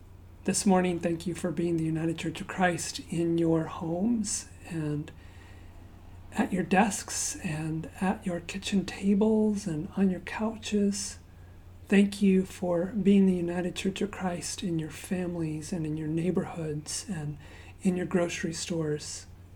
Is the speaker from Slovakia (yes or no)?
no; Zambia; So my parents are missionaries. I grew up in Zambia, Africa, and we didn't have the Boy Scouts where I grew up